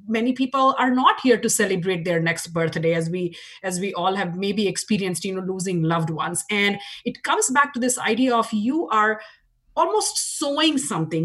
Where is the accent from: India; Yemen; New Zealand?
India; moved away as an adult; now in Washington, United States; as you can tell from my accent, I grew up in India. Uh, 20 years of my life was spent in India